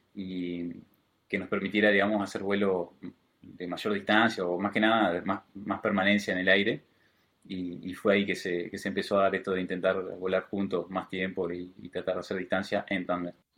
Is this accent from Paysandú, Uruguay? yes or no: no; Colonia, Uruguay; moved away as an adult; now in Montevideo, Uruguay; yo soy de Colonia, el departamento de Colonia